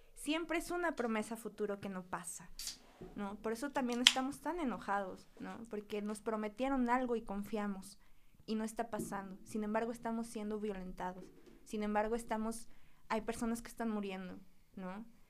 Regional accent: Huauchinango, Puebla, Mexico; yo soy de Huachinango, que es un lugar que está pegadito a Veracruz

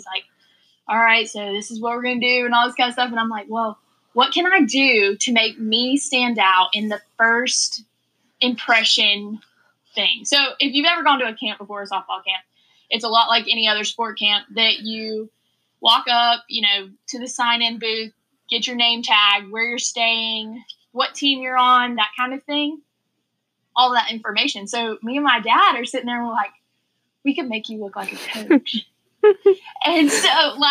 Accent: Live Oak, Florida, United States; I am a shortstop from Live Oak, Florida.

